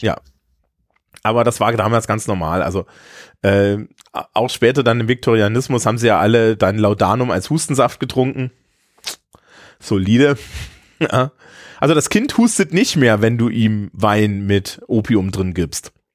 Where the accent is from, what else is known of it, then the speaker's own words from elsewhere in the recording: Eisenach, Thuringia, Germany; in meiner Heimatstadt Eisenach